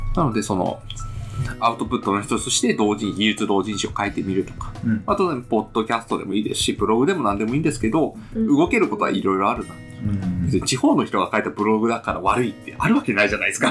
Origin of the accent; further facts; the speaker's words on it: Hokkaido, Japan; 私、地元北海道です